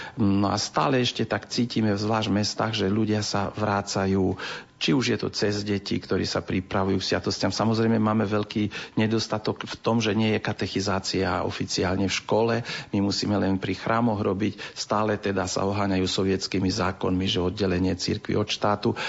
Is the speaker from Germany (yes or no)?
no; Transcarpathia, Zakarpattia Oblast, Ukraine; U nás na našom území, my sme jediné územie z Ukrajiny